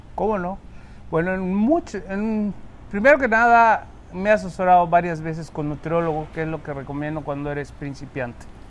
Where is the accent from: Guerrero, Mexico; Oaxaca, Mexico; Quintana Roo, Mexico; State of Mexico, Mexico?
Quintana Roo, Mexico; Cozumel; los que somos de Cozumel